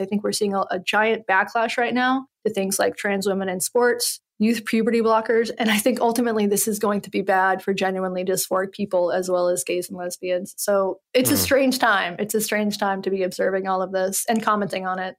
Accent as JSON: {"language": "English", "region": "Western North Carolina", "country": "United States", "tie": "born or raised there", "said": "I'm from Western North Carolina"}